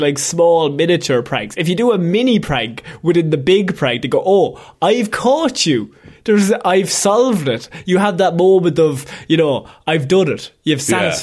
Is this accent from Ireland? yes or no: yes; Ireland; We're Irish